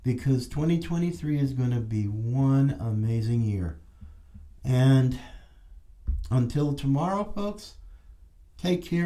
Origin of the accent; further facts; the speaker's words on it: North Carolina, United States; my home state, as I was born in North Carolina